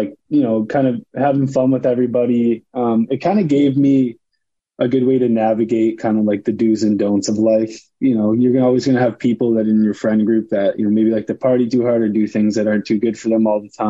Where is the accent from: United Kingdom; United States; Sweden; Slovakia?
United States; St. Clair Shores, Michigan; moved away as an adult; also born or lived in Grosse Pointe, Michigan; now in Huntsville, United States; I grew up St. Clair Shores, Michigan, Grosse Pointe, Michigan. They're right next to each other. Suburb about 20 minutes outside of Detroit.